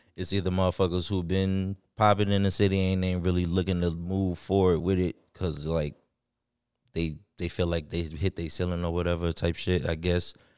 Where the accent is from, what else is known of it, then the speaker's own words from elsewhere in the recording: Chicago, Illinois, United States; also born or lived in Riverdale; I'm from Chicago